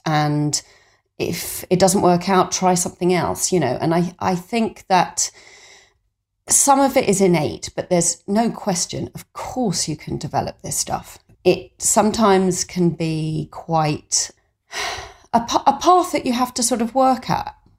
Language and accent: English; Suffolk, East of England, United Kingdom; I grew up in Suffolk in a family without much money